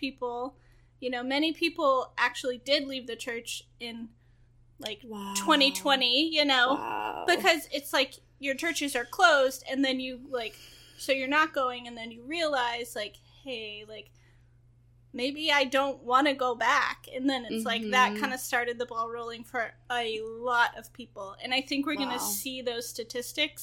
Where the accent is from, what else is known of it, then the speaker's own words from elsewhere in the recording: the South, United States; I'm from the South